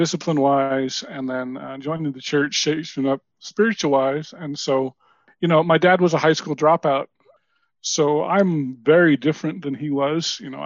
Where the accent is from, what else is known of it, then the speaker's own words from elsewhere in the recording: Utah, United States; also born or lived in New Hampshire / South Carolina; I grew up mostly in Utah. I lived about 4 years in New Hampshire